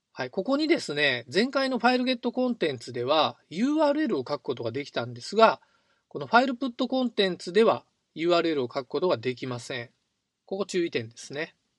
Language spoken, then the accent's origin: Japanese; Ehime, Japan; 僕の出身地は愛媛県なんですが